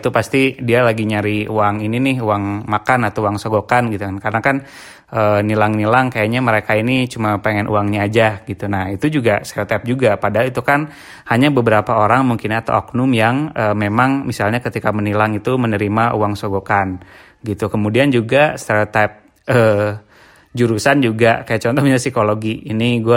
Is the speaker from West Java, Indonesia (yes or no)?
yes; West Java, Indonesia; karena uh, eh, gue sendiri juga orang Sunda gitu kan